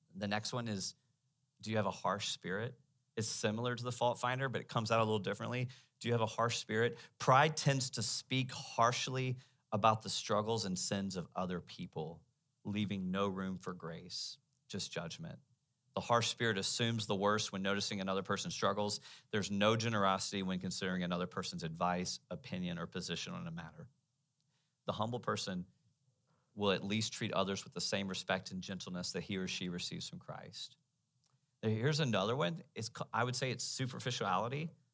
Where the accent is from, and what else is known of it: United States